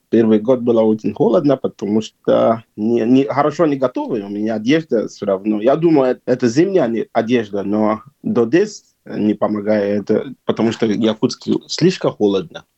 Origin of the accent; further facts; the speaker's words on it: Nigeria; Russian is a second language; moved away as an adult; also born or lived in China; now in Yakutsk, Russia; Я сам из Нигерии, Западной Африки